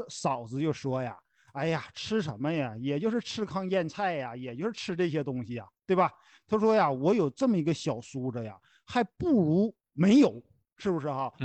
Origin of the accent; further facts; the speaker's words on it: Henan, China; 咱们都是河南人